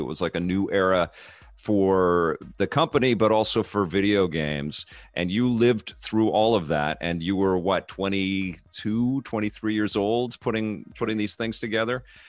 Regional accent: West Coast, United States; a West Coaster

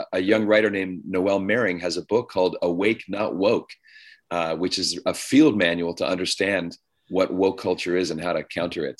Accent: Ottawa, Ontario, Canada; moved away as an adult; also born or lived in Toronto / Steubenville, Ohio; now in California, United States; I was raised in Canada

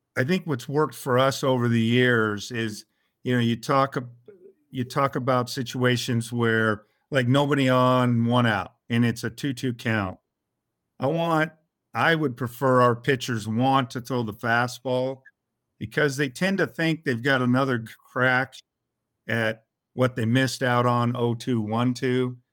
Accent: El Cerrito, California, United States; I'm originally from El Cerrito, California, which is in the San Francisco Bay Area

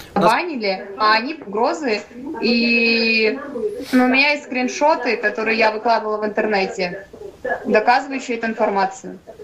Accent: Kazakhstan; moved away as an adult; now in Novosibirsk, Russia; я родом из Казахстана, по национальности я русская. Э, приехала, чтобы поступить в медицинский

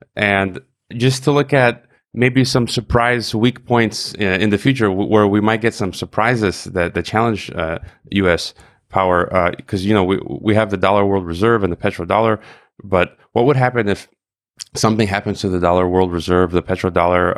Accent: United States; myself as an American

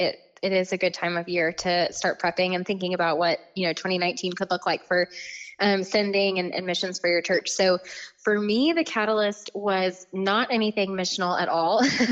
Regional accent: Tallahassee, Florida, United States; also born or lived in Nashville, Tennessee; I'm from Tallahassee. I actually did live in Nashville for a little while. So, before Nashville was like really cool. So I kind of moved around some. So I live in Tallahassee now.

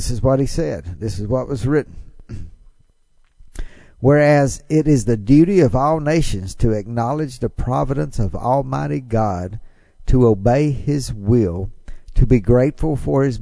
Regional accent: Mississippi, United States; I love my home state of Mississippi. Glad that I get to live in Mississippi.

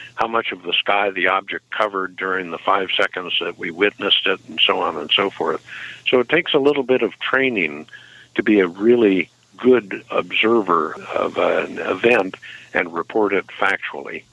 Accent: Ferguson, Missouri, United States; moved away; I was born in Missouri 68 years ago. In fact, I lived in Ferguson, Missouri as a young kid

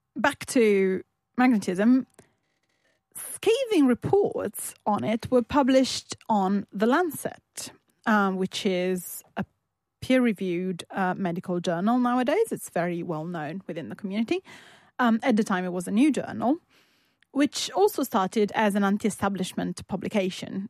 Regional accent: Turin, Piedmont, Italy; born or raised there

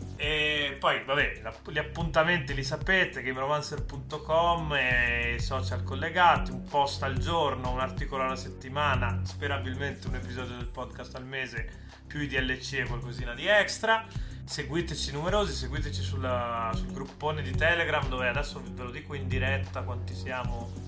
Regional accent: Milan, Lombardy, Italy; sono milanese

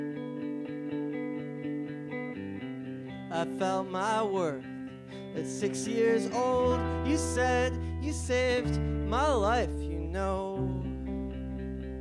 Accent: outside Chicago, Illinois, United States; moved away as an adult; now in Bloomington, United States; I'm from outside Chicago

